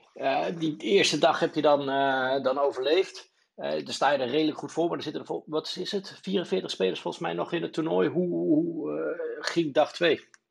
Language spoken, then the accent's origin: Dutch; Netherlands; wij als Nederlanders